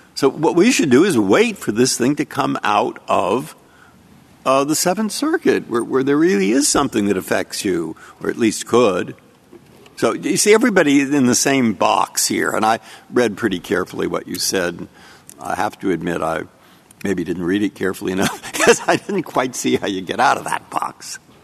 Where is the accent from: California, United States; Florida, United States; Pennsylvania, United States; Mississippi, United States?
California, United States; San Francisco; I'm from San Francisco